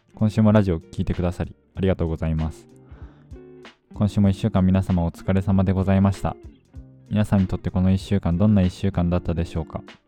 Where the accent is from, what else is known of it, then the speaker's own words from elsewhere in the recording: Fukuoka, Japan; moved away as an adult; now in Tokyo, Japan; もともと、あの、福岡生まれ、福岡育ちで、十八年間、高校三年生まで、福岡の実家にいた